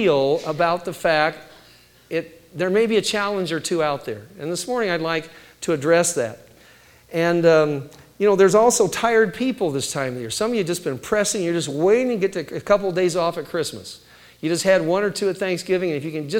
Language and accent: English; Midwest, United States; I was raised in the Great Mid-Sweat, you know, where it's all humidity